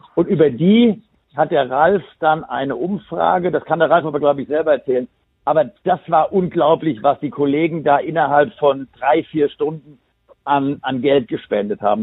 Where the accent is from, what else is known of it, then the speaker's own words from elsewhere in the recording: Bad Homburg, Hesse, Germany; ich komme ja hier aus Bad Homburg